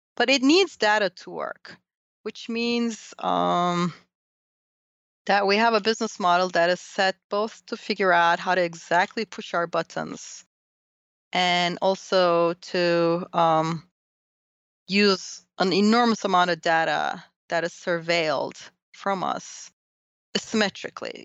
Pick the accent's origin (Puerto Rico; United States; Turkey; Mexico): Turkey; moved away; I grew up in Turkey